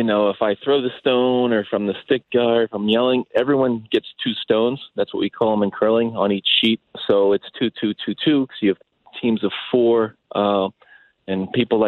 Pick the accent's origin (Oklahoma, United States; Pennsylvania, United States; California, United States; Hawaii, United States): Pennsylvania, United States; Pittsburgh; moved away; growing up in Pittsburgh